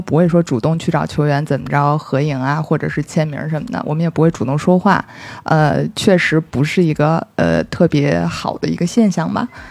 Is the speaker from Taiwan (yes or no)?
no; Beijing, China; 正好我又在北京，我是北京人